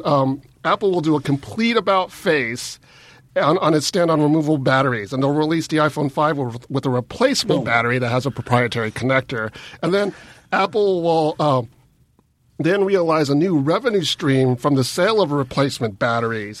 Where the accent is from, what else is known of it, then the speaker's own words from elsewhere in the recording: Philippines; I'm Filipino